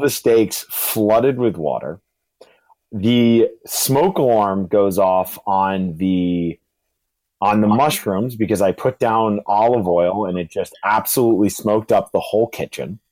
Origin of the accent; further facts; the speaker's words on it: Charlottesville, Virginia, United States; now in New York City, United States; I'm originally from Charlottesville, Virginia, and I'm residing up in the beautiful New York City.